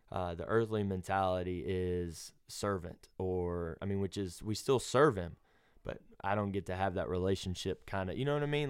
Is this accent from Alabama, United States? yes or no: yes; Alabama, United States; I'm from Alabama, Bible Belt